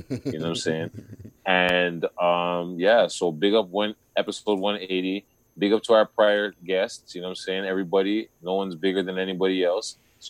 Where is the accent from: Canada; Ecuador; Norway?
Canada; Toronto, Ontario; We're from Toronto